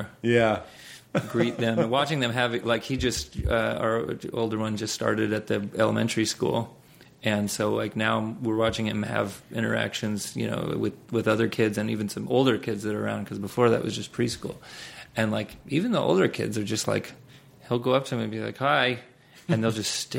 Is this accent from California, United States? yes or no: yes; Los Angeles, California, United States; I grew up in Los Angeles